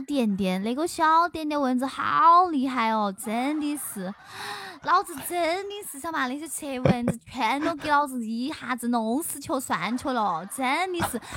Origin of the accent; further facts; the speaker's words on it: Xinjiang, China; now in Chengdu, China; 我是新疆人，然后我是从小吃牛羊肉长大的